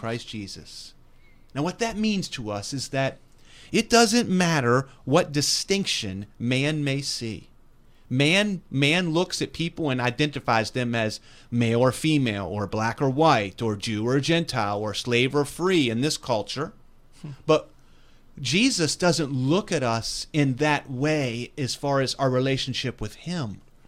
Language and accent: English; West Virginia, United States; born and raised in West Virginia.